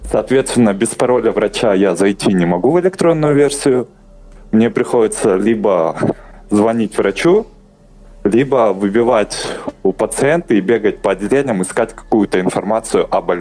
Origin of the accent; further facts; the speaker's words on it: Kyrgyzstan; Я родом из Кыргызстана, получается.